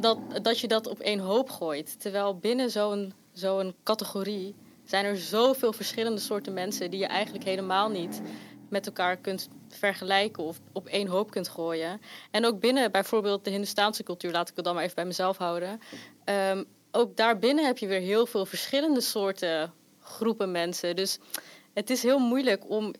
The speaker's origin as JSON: {"language": "Dutch", "town": "Rotterdam", "region": "South Holland", "country": "Netherlands", "tie": "born or raised there", "said": "waar ik ben opgegroeid, dat is ook hier in Charlo's"}